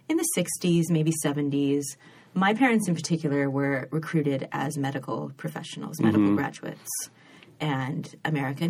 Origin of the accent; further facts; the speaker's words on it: Sacramento, California, United States; also born or lived in Berkeley, California / England; Raised in Sacramento